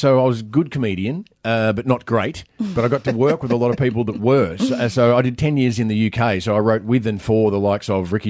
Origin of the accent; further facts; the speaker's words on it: Australia; The original aspect of this entire nation. There's other reasons why I'm so Australian.